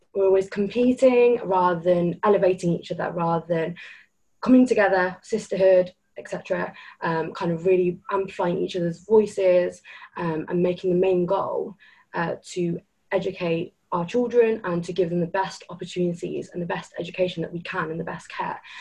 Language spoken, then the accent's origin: English; United Kingdom; even though I was born here, even though I have British citizenship, I have a red passport